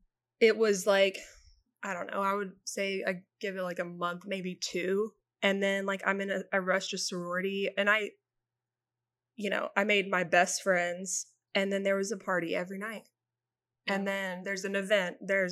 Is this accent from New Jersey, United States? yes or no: no; Brentwood, Tennessee, United States; growing up in Brentwood